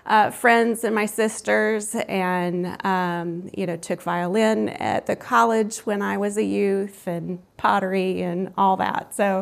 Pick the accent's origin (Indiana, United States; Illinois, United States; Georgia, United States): Georgia, United States; Columbus; also born or lived in New York / Los Angeles; Well, as I mentioned, I am from Columbus, Georgia, so my family is here.